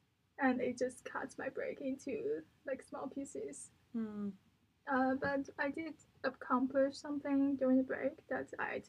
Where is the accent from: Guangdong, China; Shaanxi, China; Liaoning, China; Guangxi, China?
Liaoning, China; Dalian; moved away; I'm a senior at and psychology major. I'm from Dalian, China.